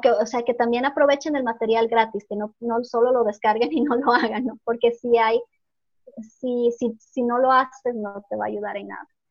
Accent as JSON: {"language": "Spanish", "country": "Ecuador", "also_born_or_lived": "Norway", "moved": "yes", "said": "yo soy ecuatoriana, ¿no? Y vivía en Noruega. Retorné al Ecuador hace dos meses"}